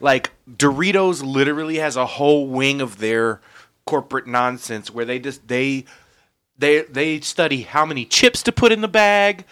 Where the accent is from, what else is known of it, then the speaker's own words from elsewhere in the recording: United States; we are American